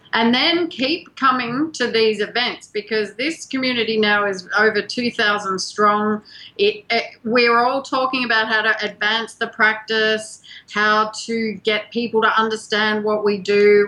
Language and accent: English; Australia; moved away; we're both from Australia